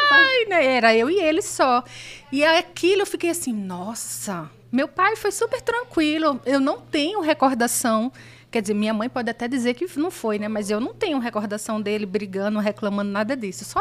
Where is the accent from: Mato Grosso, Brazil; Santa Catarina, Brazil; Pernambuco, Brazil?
Pernambuco, Brazil; Recife; moved away as an adult; also born or lived in São Paulo